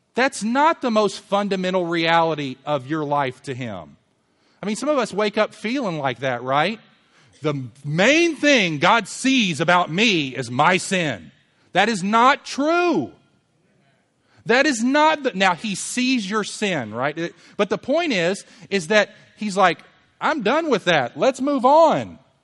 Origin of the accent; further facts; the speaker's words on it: Louisville, Kentucky, United States; we lived in a neighborhood when I was growing up in Louisville